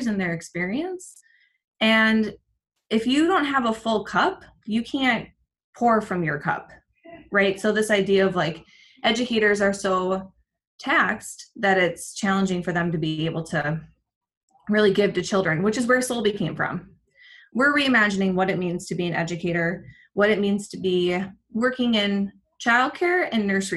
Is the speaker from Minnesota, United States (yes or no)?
yes; Minnesota, United States; I am a Minnesotan married to a Venezuelan